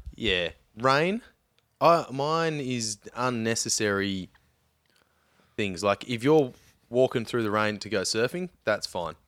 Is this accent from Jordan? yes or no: no; Victoria, Australia; growing up in Victoria